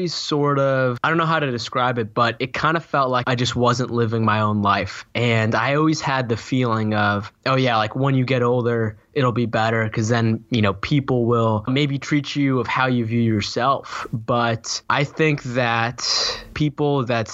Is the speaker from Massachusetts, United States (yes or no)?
yes; Boston, Massachusetts, United States; I was born in Boston, Massachusetts, East Coast of the United States